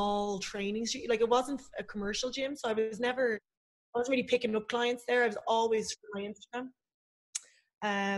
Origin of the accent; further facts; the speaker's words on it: Swords, Leinster, Ireland; also born or lived in Portugal; I'm from Swords, like, so I'm north side.